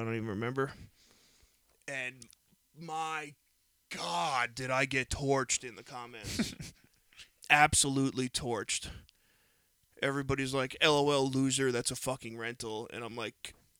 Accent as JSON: {"language": "English", "region": "New York", "country": "United States", "said": "I'm sorry that we're from New York and in Florida"}